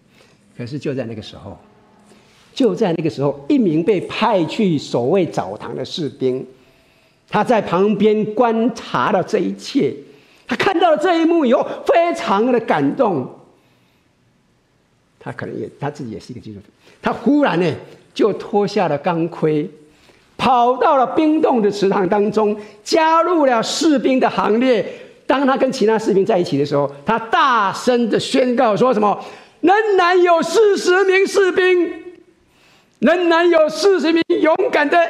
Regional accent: China; 特别是我们从国内来的，在一九五八年的时候，中国的所有的教堂都关了。

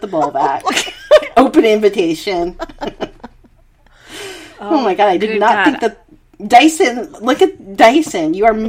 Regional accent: United States; now in Australia; I'm in Australia, but, you know, being American

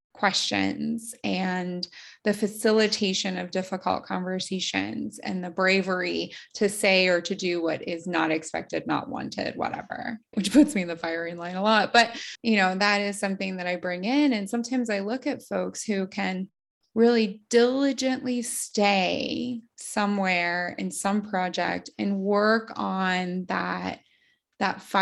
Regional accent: United States; moved away; I'm this American living in another country.

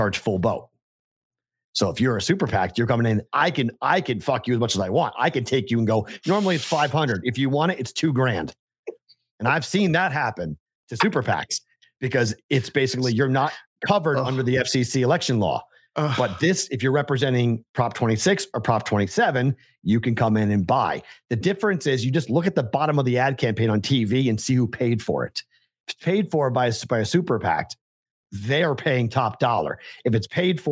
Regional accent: Boston, Massachusetts, United States; accent: Boston; My Boston accent

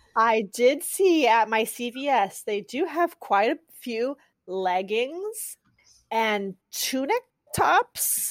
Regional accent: California, United States; I grew up in California public schools

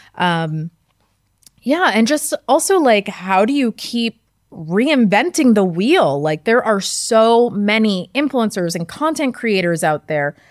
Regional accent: Westchester County, New York, United States; I grew up in Westchester County, just an hour outside the city.

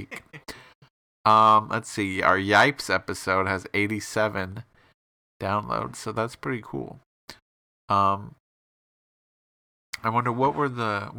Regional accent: Bloomington, Illinois, United States; My hometown is Bloomington

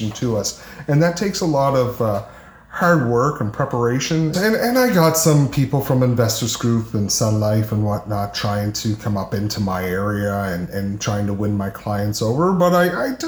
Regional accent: Cape Breton, Nova Scotia, Canada; also born or lived in Charlottetown, Prince Edward Island / western Prince Edward Island; now in Prince Edward Island, Canada; I'm originally from Cape Breton

